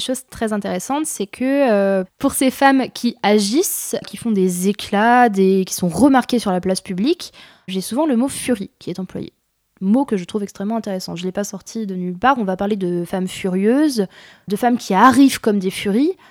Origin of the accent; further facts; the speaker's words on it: Jura, Bourgogne-Franche-Comté, France; suis du Jura de base. Du coup, j'aimerais bien travailler aussi sur la Franche-Comté, qui est ma région d'origine